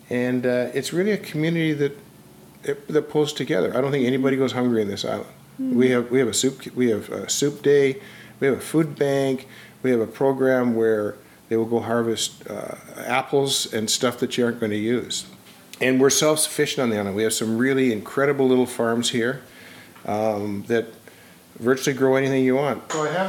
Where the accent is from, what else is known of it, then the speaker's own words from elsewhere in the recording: Brantford, Ontario, Canada; moved away as an adult; now in Vancouver, Canada; I love Vancouver. I mean, you know, I came from Brantford, Ontario in 1969 with the Mounties, and I thought I'd died and gone to heaven.